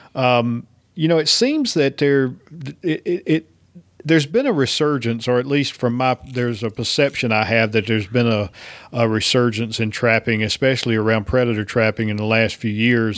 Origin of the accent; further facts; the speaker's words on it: East Coast, United States; moved away as an adult; now in Georgia, United States; I grew up on the East Coast